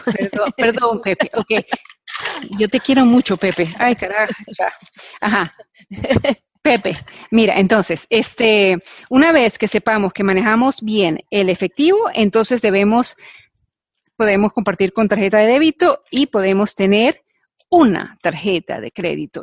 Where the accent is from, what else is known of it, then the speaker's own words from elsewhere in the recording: Venezuela; moved away as an adult; now in United States; Yo vengo de Venezuela donde agradezco que se haya hecho un poco más difícil, o sea, bueno, yo salí de Venezuela hace 20 años